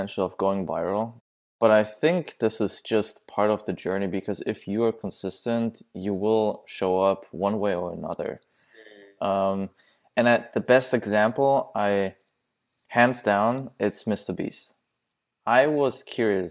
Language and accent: English; Germany; English is a second language; now in California, United States; I'm originally from Germany, so it's I live here in the in the California coast